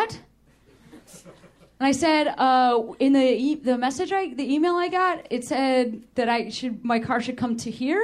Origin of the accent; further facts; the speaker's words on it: Chicago, Illinois, United States; now in Los Angeles, United States; I'm from Chicago